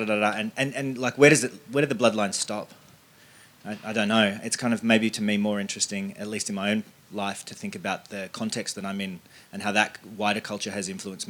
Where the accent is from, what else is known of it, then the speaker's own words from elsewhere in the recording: Wurundjeri country, Victoria, Australia; I'll say that I was born on Wurundjeri country